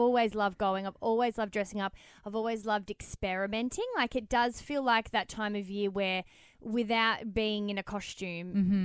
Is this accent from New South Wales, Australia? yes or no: no; Melbourne, Victoria, Australia; moved away as an adult; now in Sydney, Australia; we're from Melbourne. So I've been going in particular and my family are very, very into horse racing and stuff. So I've always had it. It's the quintessential Australian upbringing